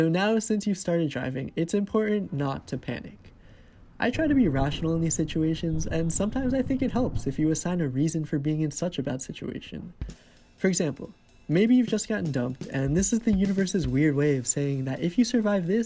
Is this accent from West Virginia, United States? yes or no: no; Cranbury, New Jersey, United States; moved away as an adult; also born or lived in New York; my hometown of Cranberry, New Jersey